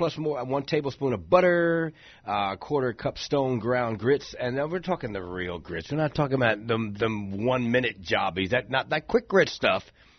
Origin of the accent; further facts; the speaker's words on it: New Jersey, United States; now in Florida, United States; I grew up in Jersey. We had grits.